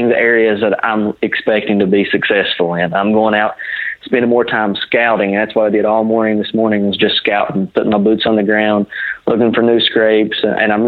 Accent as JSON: {"language": "English", "region": "West Virginia", "country": "United States", "said": "I'm actually from West Virginia, not from Ohio"}